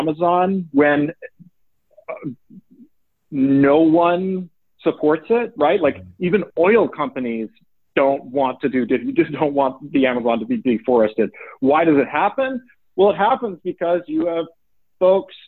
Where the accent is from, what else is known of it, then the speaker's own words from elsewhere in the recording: Oakland, California, United States; I happened to grow up in the Bay Area in Oakland